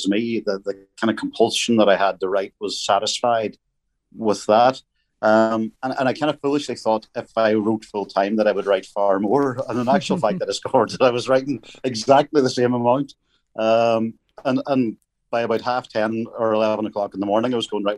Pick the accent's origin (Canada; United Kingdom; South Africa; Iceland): United Kingdom; Northern Ireland; growing up in Northern Ireland at that time